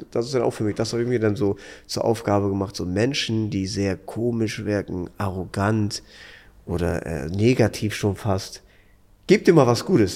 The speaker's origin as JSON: {"language": "German", "region": "Hamburg", "country": "Germany", "said": "Ich komme aus Hamburg"}